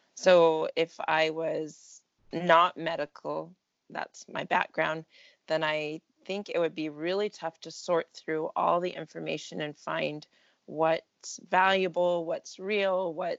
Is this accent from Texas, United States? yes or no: yes; Texas, United States; born there; also born or lived in California / Italy; now in Oregon, United States; So I am currently in Oregon, near Salem. Okay. And I've lived in California before that. I've lived in Italy for a few years and born in Texas. So kind of a bit of everywhere.